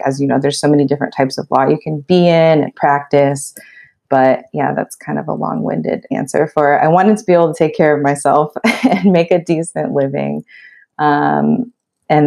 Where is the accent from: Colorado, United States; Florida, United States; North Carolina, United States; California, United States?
California, United States; Los Angeles; also born or lived in Pennsylvania; I grew up in the Los Angeles area